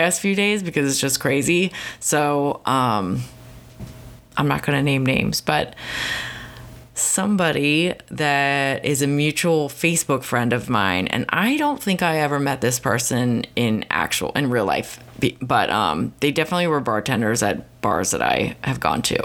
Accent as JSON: {"language": "English", "country": "United States", "said": "I'm just from Philly, Baltimore area"}